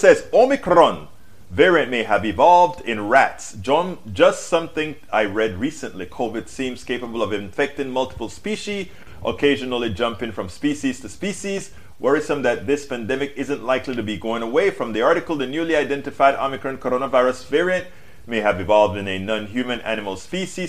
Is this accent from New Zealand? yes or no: no; Panama; now in United States; I'm from Panama, a third world country